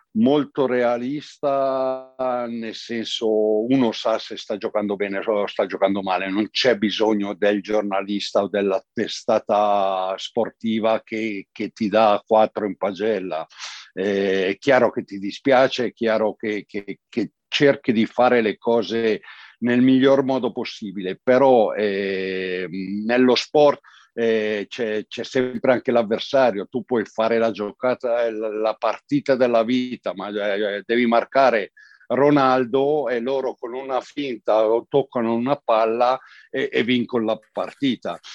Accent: province of Como, Lombardy, Italy; io sono lombardo dalla provincia di Como, un paesino piccolino e insomma l'oratorio era il centro nevralgico, no? per cui il campetto di calcio sotto casa dove i pomeriggi con gli amici si giocava sempre

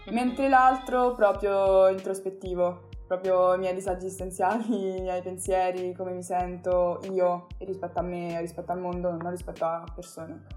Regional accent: Italy; first language Italian; l'Italia è comunque il mio paese, l'italiano è la mia lingua

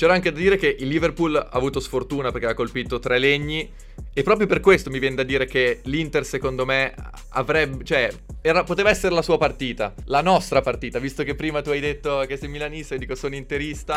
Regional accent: Bologna, Emilia-Romagna, Italy; io sono di Bologna

